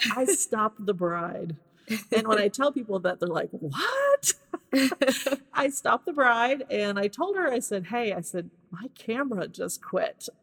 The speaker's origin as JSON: {"language": "English", "town": "Hannibal", "region": "Missouri", "country": "United States", "moved": "as an adult", "lives_now": "Nashville, United States", "said": "I am from Hannibal, Missouri originally. Just moved here to the Nashville area about two years ago."}